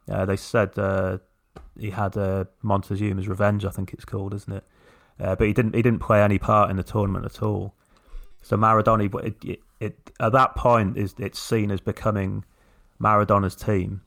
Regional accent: England, United Kingdom; as, as English people

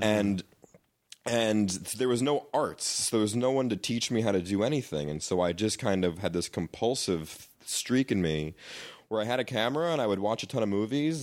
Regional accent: New York, United States; moved away; N Y U, 'cause I was from New York

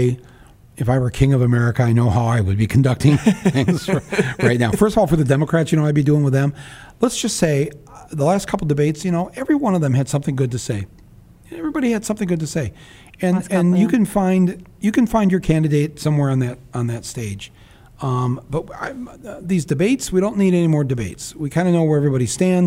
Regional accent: Midwest, United States; as a Midwesterner

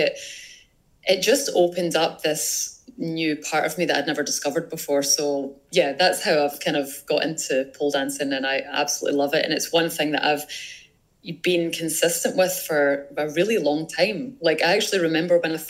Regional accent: Scotland, United Kingdom; I'm from Scotland.

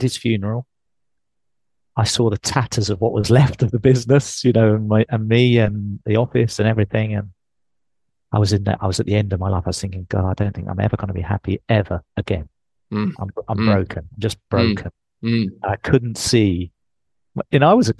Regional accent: England, United Kingdom; accent: English; moved away; I'm English.

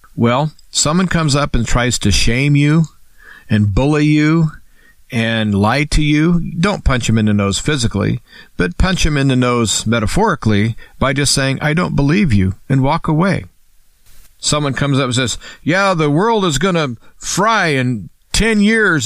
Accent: United States; I'm an American, and I'm a free American

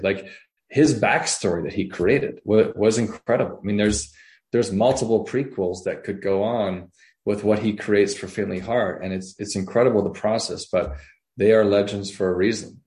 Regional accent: Canada; moved away; I'm actually from Canada originally

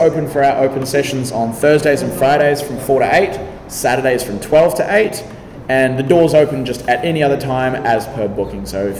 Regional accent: New Zealand; born there; I was born in New Zealand, but I had to come back for this.

